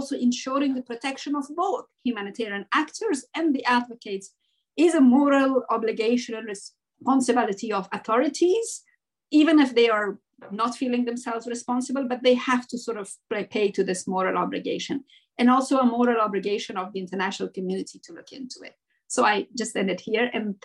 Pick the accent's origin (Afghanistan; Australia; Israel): Afghanistan; moved away; as an Afghan and as an English speaker Afghan